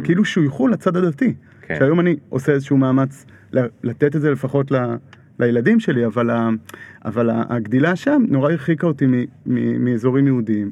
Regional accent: Kfar Adumim, Judea and Samaria, Israel; אני עוד גדלתי בכפר דומים, יישוב מעורב, חילונים דתיים

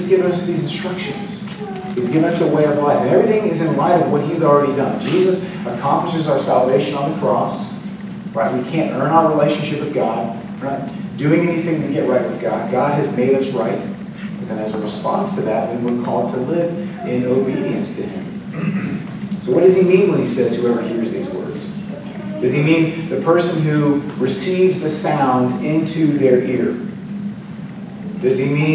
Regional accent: Florida, United States; moved away; I grew up in Florida

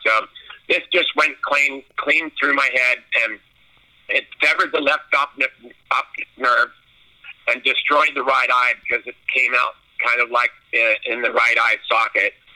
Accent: Newport Beach, California, United States; also born or lived in Chicago, Illinois; I was born in Chicago, Illinois, and we moved out to Newport Beach, California when I was four years old.

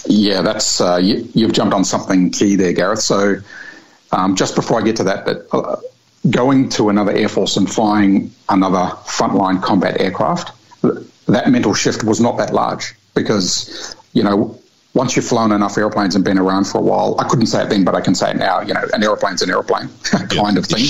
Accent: Rotorua, Bay of Plenty, New Zealand; moved away as an adult; now in Australia; as a young boy growing up in Rotorua, New Zealand.

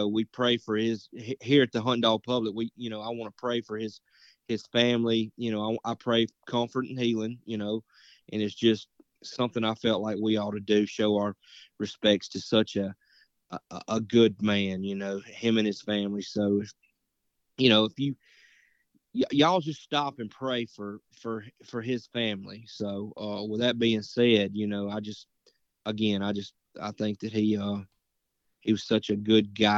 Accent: Morton, United States; I'm from Morton

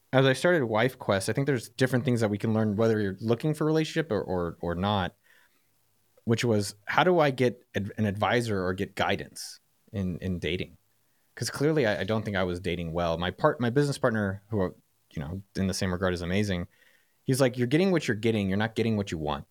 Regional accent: San Francisco Bay Area, California, United States; I'm from the Bay Area

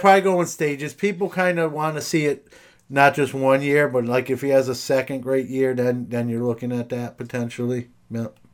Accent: New York City, New York, United States; now in Syracuse, United States; I'm from, originally from Brooklyn, New York

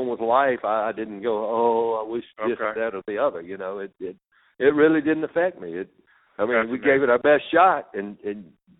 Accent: Greenville, Mississippi, United States; I grew up in Greenville, Mississippi on the Mississippi River. My father was a policeman and then a sheriff.

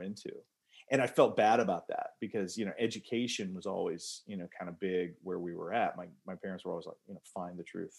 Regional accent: California, United States; born there; also born or lived in North Carolina / Iowa; I was born in California. We moved all over the place.

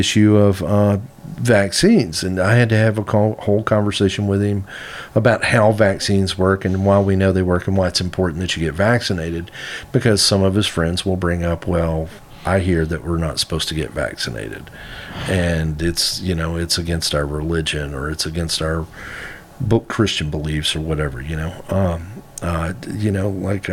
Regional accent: Arkansas, United States; moved away as an adult; also born or lived in San Francisco / East Coast; I grew up in Arkansas, but I left

